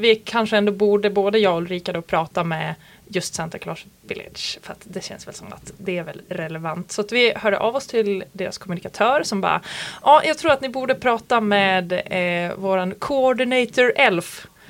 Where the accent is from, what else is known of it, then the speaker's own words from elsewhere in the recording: Malung, Dalarna County, Sweden; Jag kommer ju från Malung